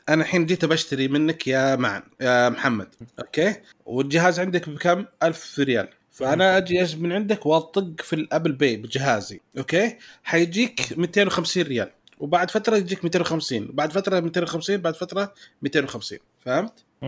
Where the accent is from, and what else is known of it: Saudi Arabia